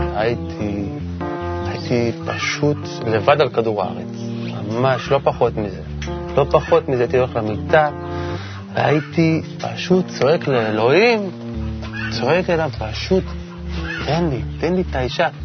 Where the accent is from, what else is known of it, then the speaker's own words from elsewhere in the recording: Kfar Saba, Central District, Israel; גדלתי בכפר, בכפר סבא